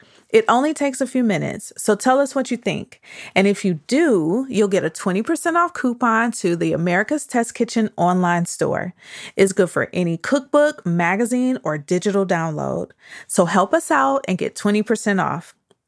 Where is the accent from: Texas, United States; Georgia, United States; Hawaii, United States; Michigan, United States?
Michigan, United States; Detroit; You know I'm from Detroit.